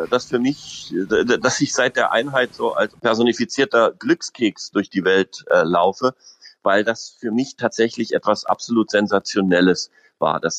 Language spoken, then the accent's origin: German; Berlin, Germany; also born or lived in Münster / Munich; äh, von Haus aus in Münster geboren bin, aber da habe ich nur die ersten drei Jahre gewohnt. Dann bin ich in West-Berlin aufgewachsen, war lange Jahre in München